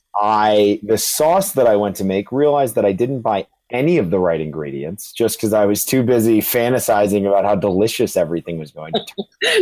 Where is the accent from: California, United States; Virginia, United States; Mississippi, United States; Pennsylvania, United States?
Virginia, United States; Charlottesville; now in New York City, United States; I'm originally from Charlottesville, Virginia, and I'm residing up in the beautiful New York City.